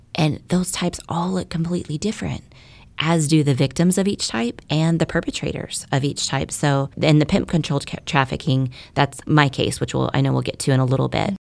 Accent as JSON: {"language": "English", "town": "Keller", "region": "Texas", "country": "United States", "tie": "born or raised there", "also_born_or_lived": "Dallas, Texas", "said": "I was born in Dallas, Texas. My family moved to Keller, which is a small, safe, quiet suburb of Fort Worth when I was five years old"}